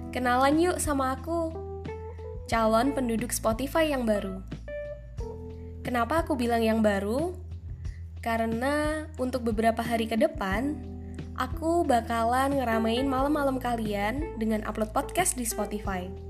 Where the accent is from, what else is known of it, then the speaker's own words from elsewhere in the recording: Tulungagung, East Java, Indonesia; Yap, bagi kalian yang memikirkan bahwa kota itu adalah Tulungagung, kalian benar sekali.